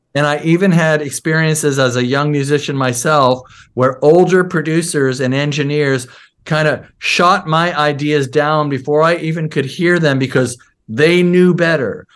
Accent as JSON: {"language": "English", "town": "Seattle", "region": "Washington", "country": "United States", "tie": "born or raised there", "also_born_or_lived": "Bronx, New York", "said": "I moved to Seattle when I was eight years old"}